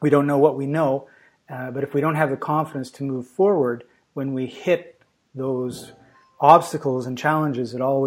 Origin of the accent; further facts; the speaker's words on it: Vancouver, British Columbia, Canada; I'm talking to you from Macedonia in Europe, but I come from Vancouver, BC, Canada